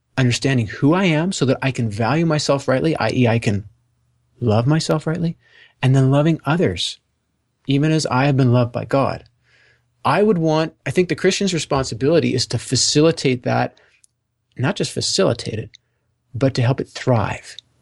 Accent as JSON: {"language": "English", "country": "Canada", "also_born_or_lived": "Ontario", "said": "I'm Canadian"}